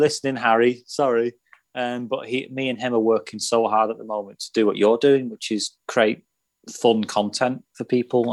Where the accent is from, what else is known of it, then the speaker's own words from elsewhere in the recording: Runcorn, North West England, United Kingdom; I'm not technically from Liverpool, I'm from Runcorn, uh, Cheshire